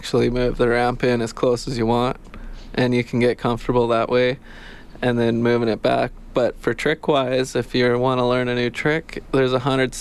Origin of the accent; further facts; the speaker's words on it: Didsbury, Alberta, Canada; I grew up in Didsbury, Alberta, just on a farm east of it